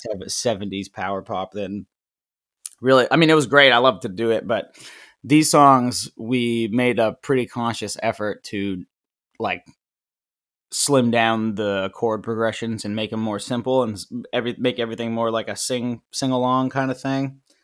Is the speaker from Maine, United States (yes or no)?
yes; Maine, United States; I'm from Maine. I grew up in Maine, uh, for the most part, anyways, and about a half hour outside of Portland